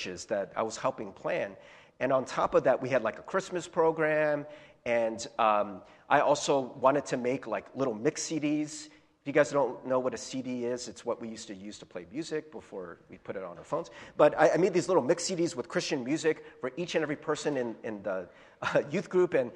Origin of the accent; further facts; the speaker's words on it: United States; I was born in America in 77